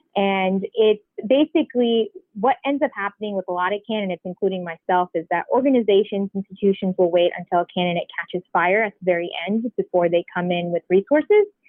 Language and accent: English; Gwinnett County, Georgia, United States; I grew up in Gwinnett County